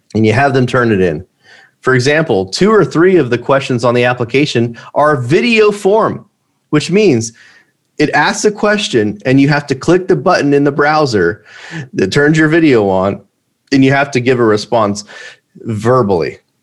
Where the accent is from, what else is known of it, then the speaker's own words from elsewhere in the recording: United States; I'm an American entrepreneur